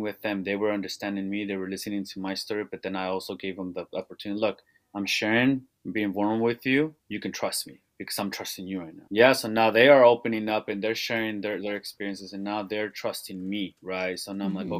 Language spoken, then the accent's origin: English; Salinas, California, United States; growing up in Salinas and being born and raised on the east side of Salinas